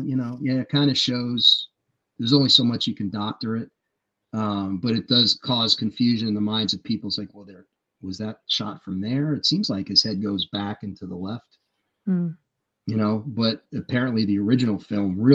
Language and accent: English; United States; as American citizens, as Americans